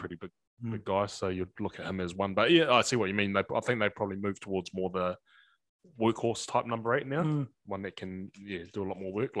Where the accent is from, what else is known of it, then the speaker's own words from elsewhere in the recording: Whanganui, Manawatū-Whanganui, New Zealand; moved away as an adult; I grew up in Whanganui